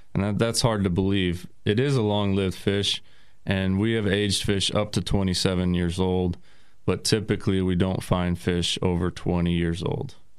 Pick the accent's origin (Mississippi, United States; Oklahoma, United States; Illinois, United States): Oklahoma, United States; Tulsa; also born or lived in Arizona; I'm originally from Oklahoma, born and raised in Tulsa